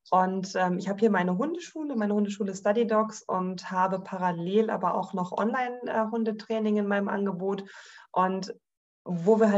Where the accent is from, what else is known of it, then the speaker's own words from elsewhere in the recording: Northern Germany, Germany; nichtsdestotrotz bin ich aber sehr, sehr häufig auch in meiner alten Heimat noch in Norddeutschland, weil meine Familie dort auch noch lebt